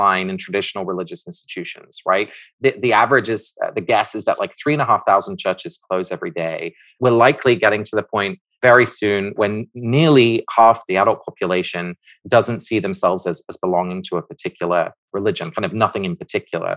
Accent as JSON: {"language": "English", "region": "England", "country": "United Kingdom", "tie": "born or raised there", "said": "I grew up in the United Kingdom, in England."}